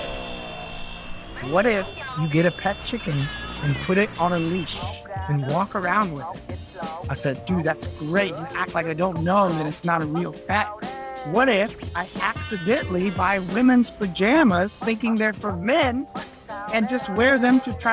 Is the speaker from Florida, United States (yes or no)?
yes; Florida, United States; moved away as an adult; now in Vietnam; I was born and raised in Florida